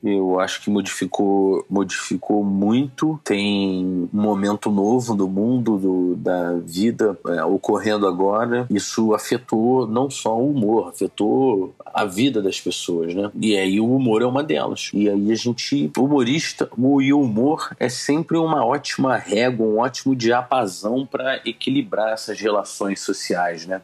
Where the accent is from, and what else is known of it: Petrópolis, Rio de Janeiro, Brazil; moved away; also born or lived in São Paulo